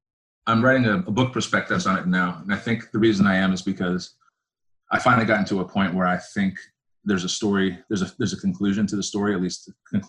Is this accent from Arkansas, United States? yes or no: no; Arizona, United States; also born or lived in Colorado / Oregon; Yeah, I grew up in Arizona in part. I grew up in the West, in Colorado, in Oregon, and in Arizona.